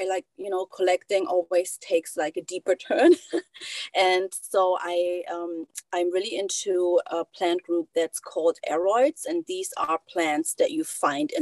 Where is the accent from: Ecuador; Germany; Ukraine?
Germany; Berlin; English is a second language; moved away as an adult; now in Los Angeles, United States; you might hear my accent. So I am originally from Germany, Berlin, the capital, and I moved to Los Angeles 7 years ago